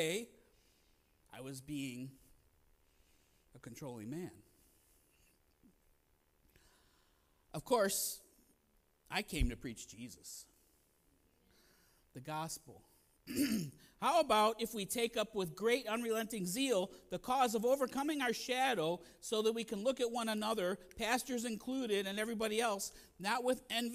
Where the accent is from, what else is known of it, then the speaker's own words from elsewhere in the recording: Maple Heights, Ohio, United States; moved away as an adult; also born or lived in Mayfield, Ohio / Pennsylvania / New York; I'm really from Maple Heights